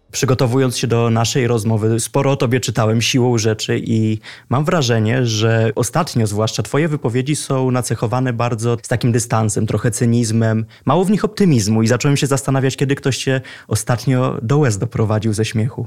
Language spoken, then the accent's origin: Polish; Lublin, Lublin Voivodeship, Poland; now in Warsaw, Poland; odkąd wyjechałem z Lublina i przeprowadziłem się do Warszawy